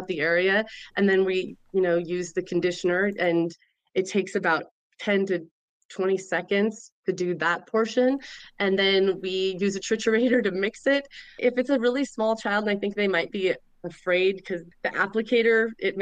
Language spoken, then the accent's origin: English; Montana, United States; I grew up born and raised in Montana